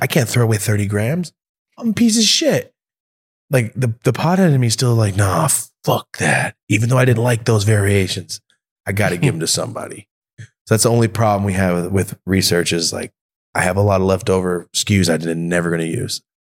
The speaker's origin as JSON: {"language": "English", "town": "Merced", "region": "California", "country": "United States", "tie": "born or raised there", "moved": "yes", "said": "Merced, my hometown."}